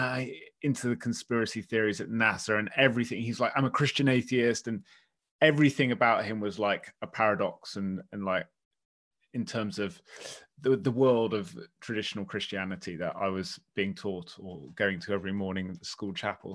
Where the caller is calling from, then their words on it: West Dorset, South West England, United Kingdom; I'm calling in from, uh, West Dorset, in the West Country of the British Isles